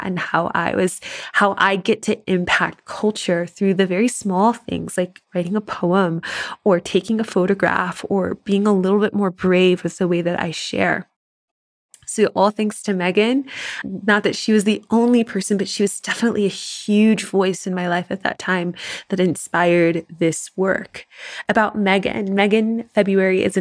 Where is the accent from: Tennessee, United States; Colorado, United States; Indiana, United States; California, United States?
Tennessee, United States; Tennessee girl here